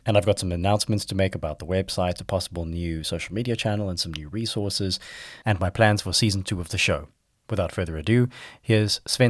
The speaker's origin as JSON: {"language": "English", "country": "Namibia", "tie": "born or raised there", "said": "I was born in Namibia"}